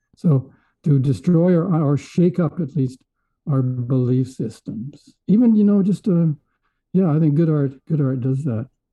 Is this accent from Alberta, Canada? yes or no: yes; Edmonton, Alberta, Canada; moved away; also born or lived in Vancouver; I was from Edmonton. I was a prairie boy.